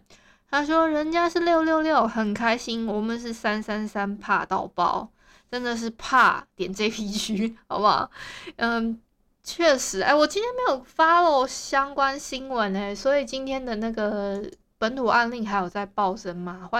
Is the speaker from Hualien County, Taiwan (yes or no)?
yes; Hualien County, Taiwan; 因为我是花莲人。